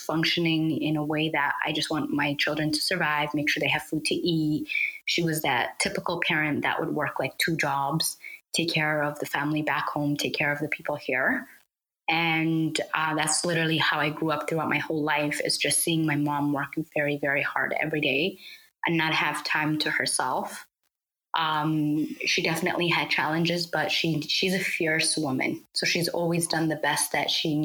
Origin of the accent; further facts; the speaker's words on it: Edmonton, Alberta, Canada; also born or lived in Somalia; I came to Canada at a very young age. I started elementary from here